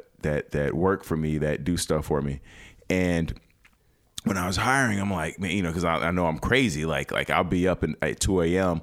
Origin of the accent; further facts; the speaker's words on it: Chicago, Illinois, United States; now in Los Angeles, United States; I'm from Chicago. Chicago is one of the greatest cities in the world.